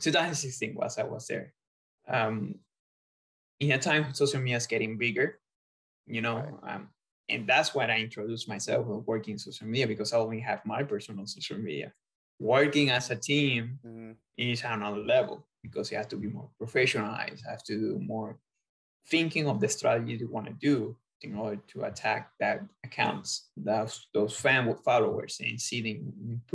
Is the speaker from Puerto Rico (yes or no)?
yes; Puerto Rico; moved away as an adult; also born or lived in Australia; now in United States; I used to go to the professional games in the professional league back in Puerto Rico in my hometown team